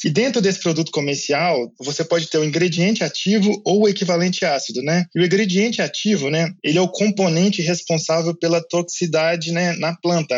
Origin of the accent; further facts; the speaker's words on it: Minas Gerais, Brazil; moved away as an adult; also born or lived in Lincoln, Nebraska, United States / Madison, Wisconsin, United States / São Paulo; Eu sou de Minas Gerais